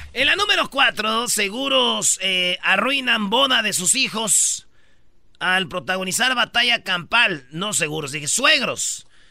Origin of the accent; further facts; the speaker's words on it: Metepec, State of Mexico, Mexico; Soy de Metepec